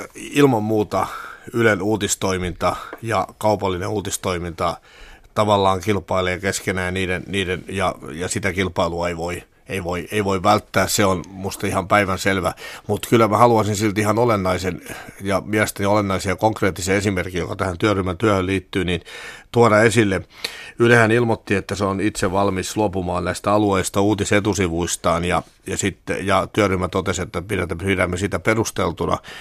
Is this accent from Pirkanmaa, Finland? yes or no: yes; Pirkanmaa, Finland; mä tulen itse Pirkanmaalta